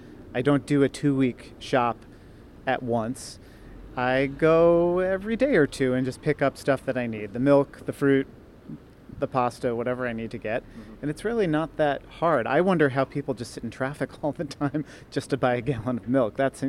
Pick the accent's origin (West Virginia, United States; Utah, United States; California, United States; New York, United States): New York, United States; New York City; I will say that as a New Yorker, the thing that mystifies my friends and family outside of New York City